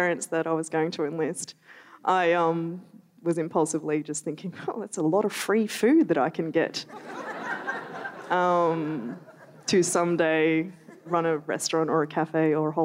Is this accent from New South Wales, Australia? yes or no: no; Melbourne, Victoria, Australia; I grew up in Melbourne